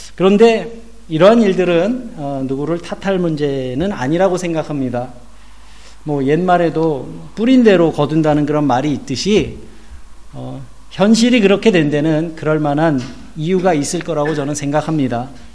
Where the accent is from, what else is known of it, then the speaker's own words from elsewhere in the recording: South Korea; now in Germany; 저는 한국의 목회자의 한 사람으로서